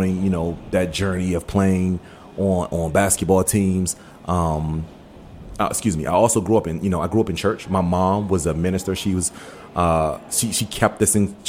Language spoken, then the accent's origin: English; Washington, District of Columbia, United States; also born or lived in Maryland / Forestville, Maryland / Suitland, Maryland; Born and raised here in the D.C. area, born and raised, and I was born in Maryland and moved to Northeast, grew up in the Northeast area